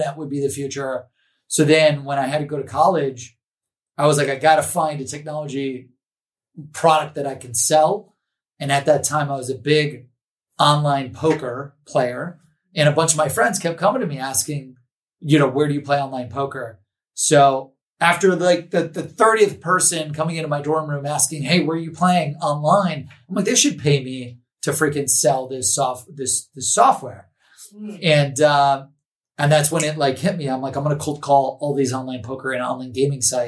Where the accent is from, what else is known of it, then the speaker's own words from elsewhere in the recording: Cleveland, Ohio, United States; I'm from Cleveland, Ohio